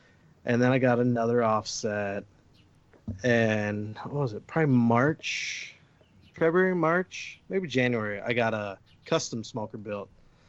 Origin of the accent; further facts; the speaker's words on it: Chicago, Illinois, United States; Growing up in Chicago, grew up around food